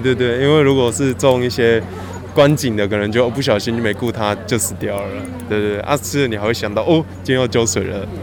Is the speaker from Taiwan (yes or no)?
yes; southern Taiwan, Taiwan; 家里小时候在南部长大，所以有，家里有种菜这样